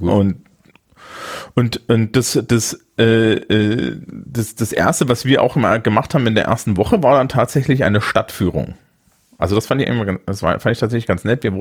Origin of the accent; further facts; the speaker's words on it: Thuringia, Germany; Und als Thüringer fühl, fühlte ich mich hier aber auch wohl